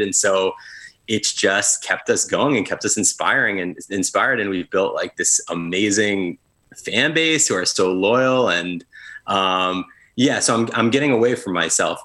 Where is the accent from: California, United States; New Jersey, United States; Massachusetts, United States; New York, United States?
New York, United States; near Albany, upstate; moved away as an adult; now in Brooklyn, United States; Luke and I both grew up in upstate New York. Actually, like a uh, half hour apart. I grew up near Albany